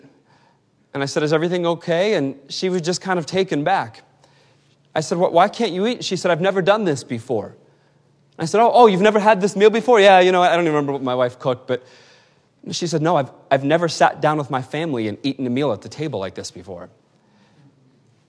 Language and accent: English; Western Pennsylvania, United States; now in Massachusetts, United States; I was born and raised in Western Pennsylvania, and I am a proud Western Pennsylvanian